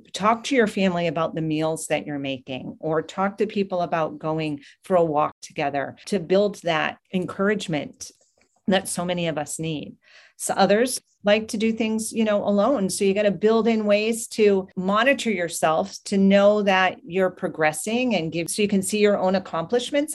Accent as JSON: {"language": "English", "region": "New Hampshire", "country": "United States", "tie": "born or raised there", "moved": "yes", "said": "From New Hampshire is where I grew up"}